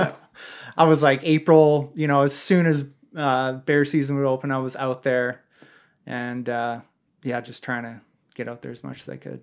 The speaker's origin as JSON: {"language": "English", "country": "Canada", "said": "you're right, I'm just being super Canadian."}